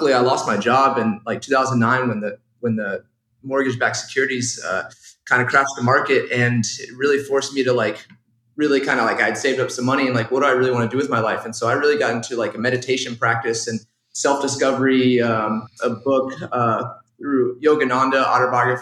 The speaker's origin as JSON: {"language": "English", "region": "Texas", "country": "United States", "tie": "born or raised there", "said": "growing up in Texas, really wanted to play football"}